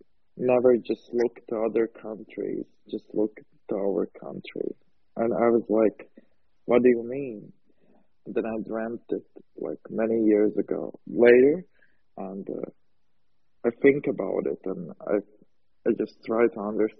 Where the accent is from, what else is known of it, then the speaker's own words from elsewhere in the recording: Latvia; I'm from Latvia, from Pinkland, from Rococo Land